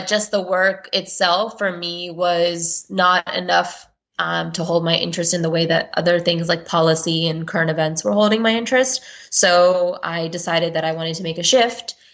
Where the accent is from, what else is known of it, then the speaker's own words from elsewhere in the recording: Houston, Texas, United States; I grew up in the Houston, Texas area